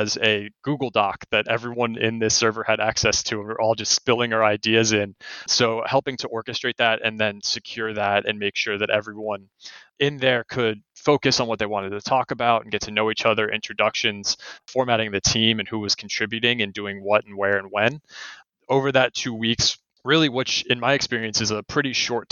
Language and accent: English; Southern Oregon, United States; I grew up in Southern Oregon